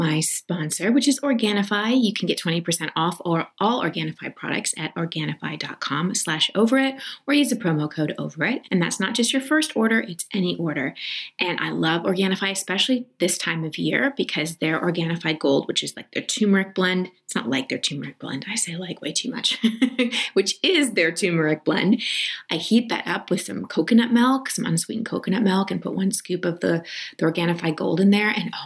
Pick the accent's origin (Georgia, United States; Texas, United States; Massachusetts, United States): Texas, United States; I'm from Texas.